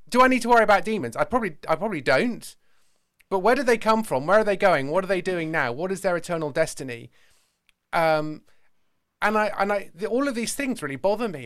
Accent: Somerset, South West England, United Kingdom; also born or lived in London; I'm an Englishman, uh, not just a Brit, and I am from the county of Somerset

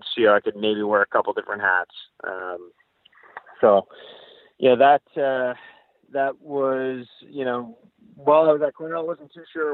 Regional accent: Ottawa, Ontario, Canada; moved away as an adult; also born or lived in Ithaca; I grew up in in Ottawa

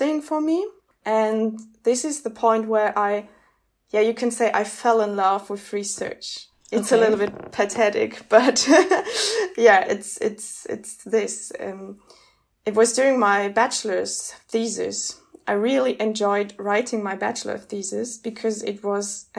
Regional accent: Munich, Bavaria, Germany; I started my BA also in Munich as I grew up in Munich.

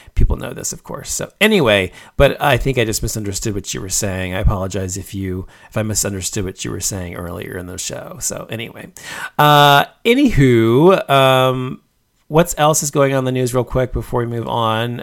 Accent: Dallas, Texas, United States; where I grew up in Dallas

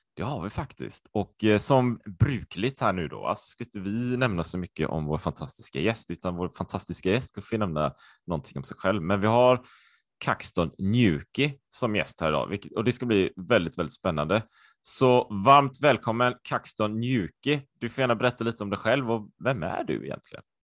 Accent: Sweden; also born or lived in Japan / Taiwan; jag var ju supersvensk, jag har ju alltid varit i Sverige.

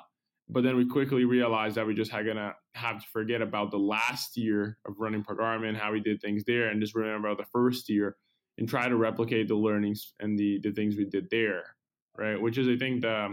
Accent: Brazil; moved away as an adult; now in San Francisco, United States; I'm originally from Brazil

